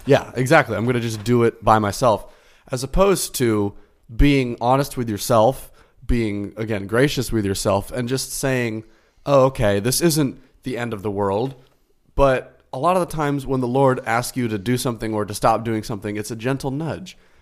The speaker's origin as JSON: {"language": "English", "region": "Florida", "country": "United States", "tie": "born or raised there", "said": "I was born and raised in Florida"}